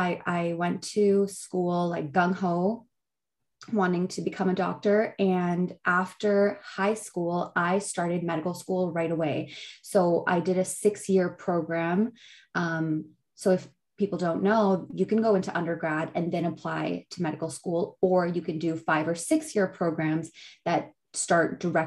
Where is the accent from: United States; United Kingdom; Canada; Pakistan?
Pakistan; when you're growing up as a Pakistani, and obviously in a lot of other cultures, but I can only speak on mine.